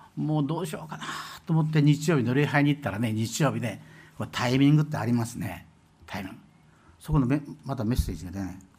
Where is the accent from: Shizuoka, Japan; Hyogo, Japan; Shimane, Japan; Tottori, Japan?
Shimane, Japan; moved away; 私ね、島根県出身